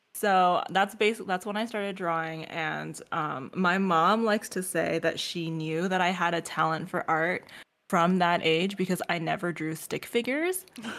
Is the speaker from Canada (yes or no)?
yes; Canada; So I didn't say this before, but I'm Asian American. I'm Canadian Chinese technically.